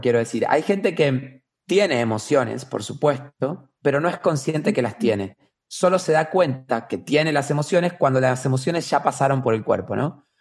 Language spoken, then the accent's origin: Spanish; Argentina; vivo en Argentina, nací en Argentina